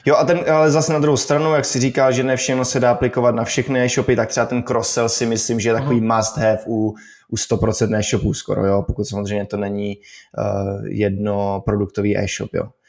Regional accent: Czechia; my jako Češi jsme poměrně zíčkaný národ

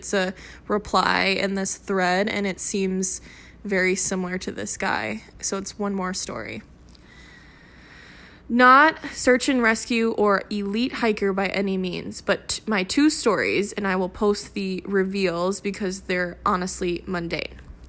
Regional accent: St. Augustine, Florida, United States; Growing up in St. Augustine, it wasn't uncommon to find Spanish homes in weird places.

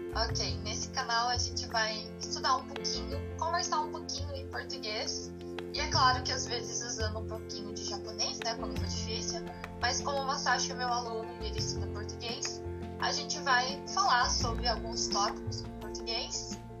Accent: Paraná, Brazil; now in Japan; que vivi no Paraná e nunca saí do Paraná

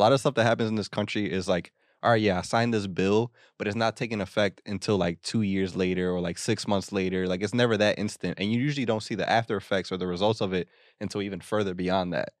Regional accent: United States; we're fucking American

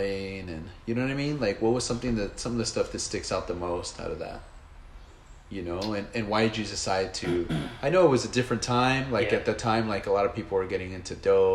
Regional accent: Los Angeles, California, United States; some of my friends that I grew up with in Encereno

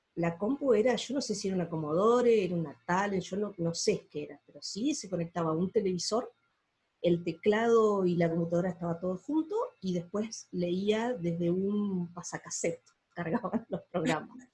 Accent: La Pampa, Argentina; also born or lived in Juan José Paso, Buenos Aires Province, Argentina; yo nací en el año 77 eh, en Juan José Paso, eso es al oeste de la provincia de Buenos Aires, de Pehuajó. Y cuando tenía nueve años nos mudamos a la provincia de La Pampa, que es donde vivo hoy

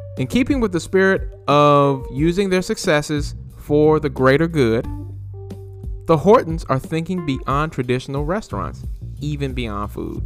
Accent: Greensboro, North Carolina, United States; UNC Greensboro in my hometown

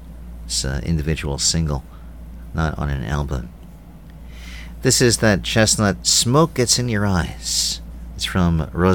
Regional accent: New York City, New York, United States; growing up in New York City

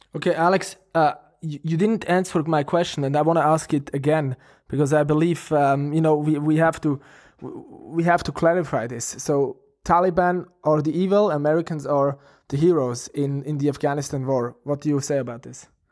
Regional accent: Switzerland; we are from Switzerland

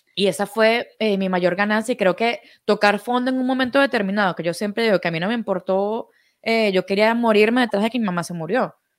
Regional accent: Venezuela; Nosotros somos venezolanos

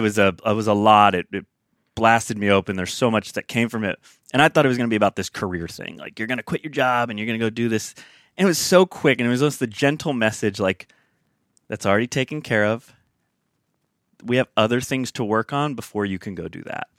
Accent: Sacramento, California, United States; I hail from Northern California. Grew up, spent ve, in Sacramento, California, a little suburb town outside of there. Spent about eighteen years

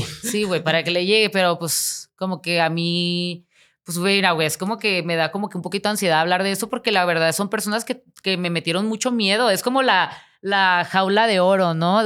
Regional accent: Tijuana, Baja California, Mexico; moved away; yo voy a regresar y voy a vivir en mi pueblito

